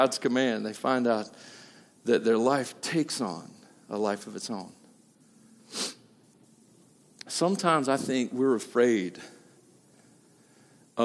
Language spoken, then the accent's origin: English; Tennessee, United States; I'm from Tennessee